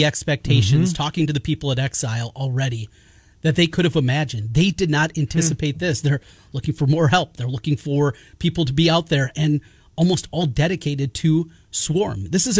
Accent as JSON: {"language": "English", "region": "North Iowa", "country": "United States", "moved": "as an adult", "lives_now": "Central Iowa, United States", "said": "I'm from North Iowa"}